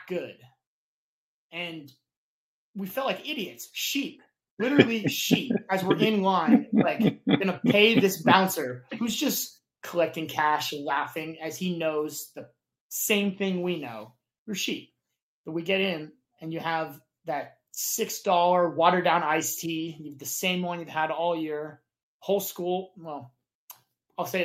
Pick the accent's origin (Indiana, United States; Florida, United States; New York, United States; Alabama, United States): Indiana, United States; Lafayette; moved away; It's the Roundup. One dive in our entire hometown